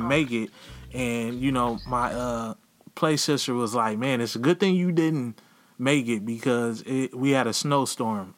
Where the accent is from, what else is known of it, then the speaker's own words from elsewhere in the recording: Los Angeles, California, United States; I was born and raised here